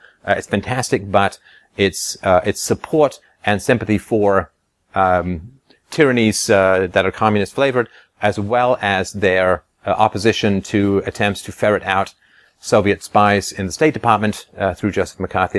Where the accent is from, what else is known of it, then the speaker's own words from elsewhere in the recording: England, United Kingdom; Obviously, I grew up in England, and I went to boarding school for a while.